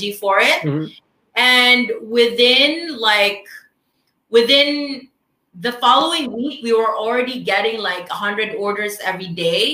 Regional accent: Philippines; first language Filipino; English is a second language; as a Filipino

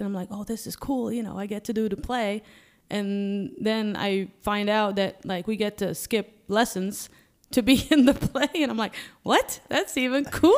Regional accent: Malta; moved away; Yeah, I'm from Malta, so it's in Europe

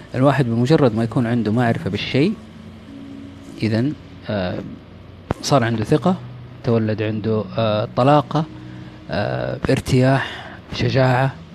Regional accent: Saudi Arabia; إحنا سعوديين

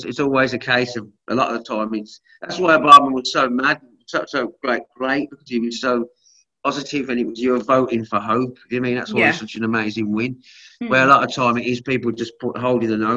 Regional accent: England, United Kingdom; we're from England

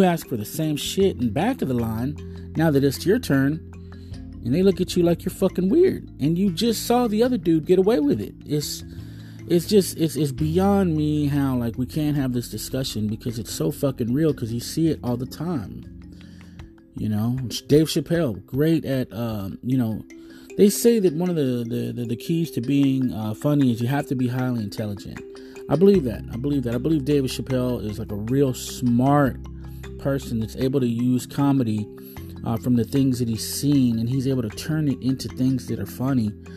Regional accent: Texas, United States; I'm obviously a Texan, Tejano, or, you know, I live in the United States

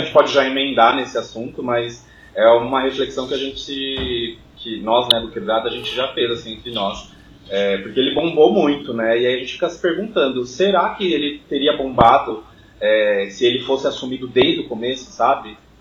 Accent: Jandira, São Paulo, Brazil; sou de Jandira, Zona Oeste de São Paulo, extremo da Zona Oeste

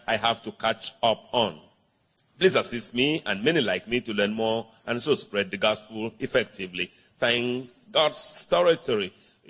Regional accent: Upton, South Africa; from Upton in South Africa.

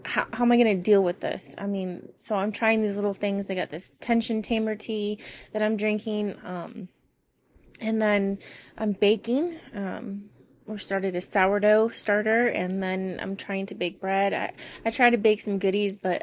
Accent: Las Vegas, Nevada, United States; moved away; I'm from Vegas

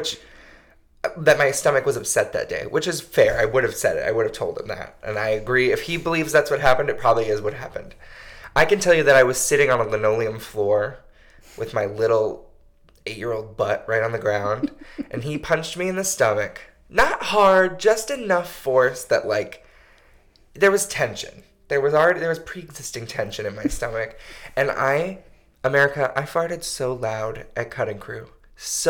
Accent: Connecticut, United States; accent: Connecticut accent; I grew up in Connecticut

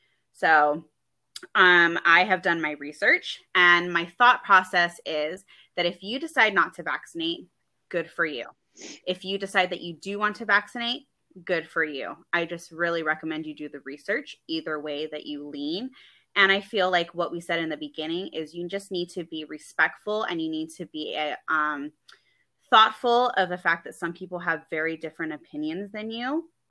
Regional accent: California, United States; because I come from California, and they made a mandatory vaccine law out there. And I grew up

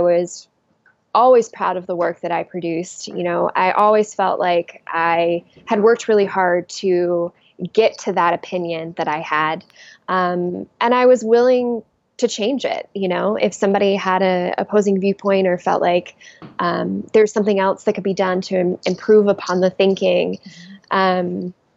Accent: the South, United States; moved away; I'm originally from the South, so I will forever be a Southern exile unless I happen to go back

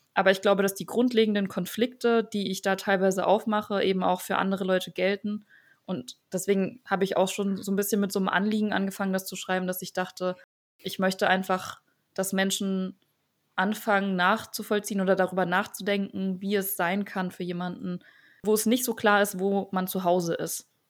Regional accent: Dresden, Saxony, Germany; also born or lived in Verona, Italy; Ich bin in Deutschland geboren

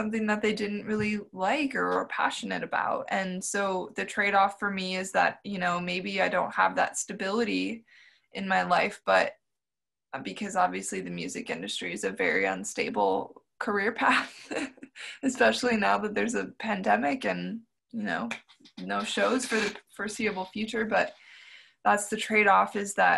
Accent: Milwaukee, Wisconsin, United States; moved away as an adult; also born or lived in Madison, Wisconsin; I moved away from Milwaukee right after I graduated

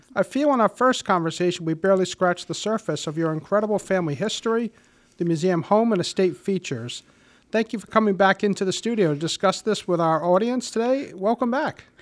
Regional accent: Warwick, Rhode Island, United States; born or raised there

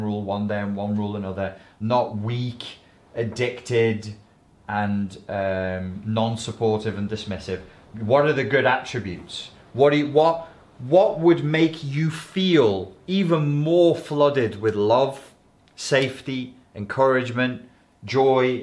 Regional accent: Liverpool, North West England, United Kingdom; accent: Scouse; I nearly went a bit Scouse then, my regional accent nearly came through. I try and control it.

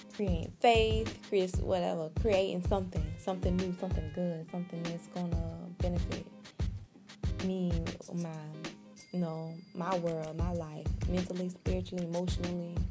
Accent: Jacksonville, Florida, United States; I'm from Jacksonville, Florida.

